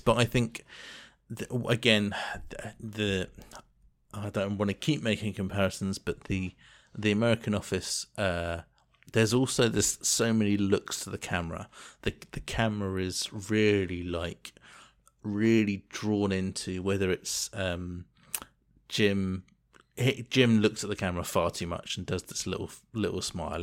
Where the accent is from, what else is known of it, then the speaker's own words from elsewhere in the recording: England, United Kingdom; moved away; such a thing that's ingrained in your brain as an English person